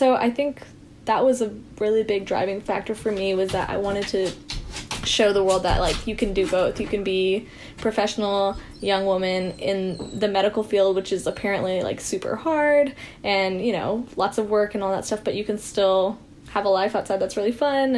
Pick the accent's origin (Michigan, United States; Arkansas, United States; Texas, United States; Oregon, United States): Arkansas, United States; Bentonville; So I actually am born and brought up in Bentonville, Arkansas.